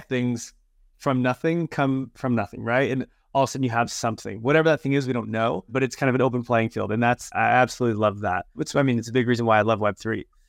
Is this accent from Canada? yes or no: yes; Canada; I'm Canadian